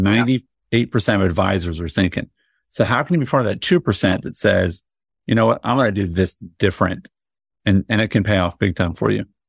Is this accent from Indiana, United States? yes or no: yes; Indianapolis, Indiana, United States; I grew up in Indianapolis